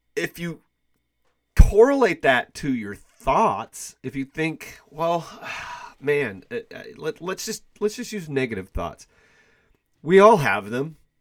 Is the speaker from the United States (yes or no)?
yes; Kansas City, United States; I am from the Kansas City area